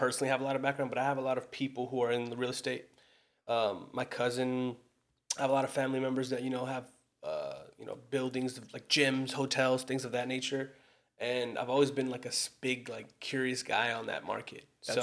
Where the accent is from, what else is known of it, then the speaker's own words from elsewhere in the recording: Los Angeles, California, United States; born and raised in America